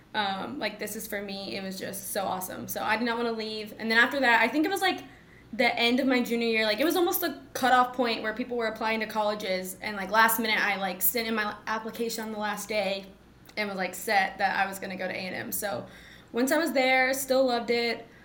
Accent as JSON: {"language": "English", "town": "Mansfield", "region": "Texas", "country": "United States", "said": "I'm from Mansfield, Texas"}